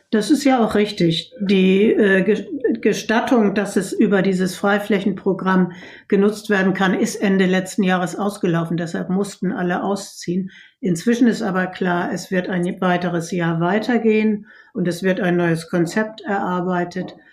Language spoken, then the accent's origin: German; Hamburg, Germany; ich bin Hamburgerin und mir liegt die Innenstadt am Herzen